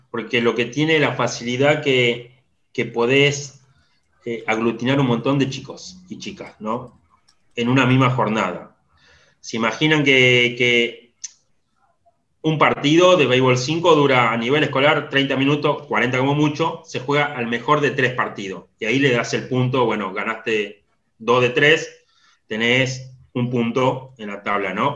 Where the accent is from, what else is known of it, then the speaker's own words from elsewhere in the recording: Salta, Argentina; moved away as an adult; now in La Plata, Argentina; Me crié en Salta desde, los siete años